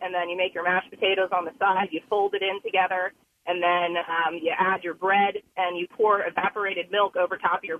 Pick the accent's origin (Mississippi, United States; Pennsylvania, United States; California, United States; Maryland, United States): Pennsylvania, United States; Berks County; We're from Berks County.